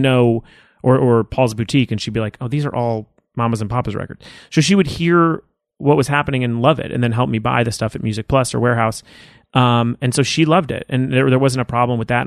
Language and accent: English; Los Angeles, California, United States; I grew up in Woodland Hills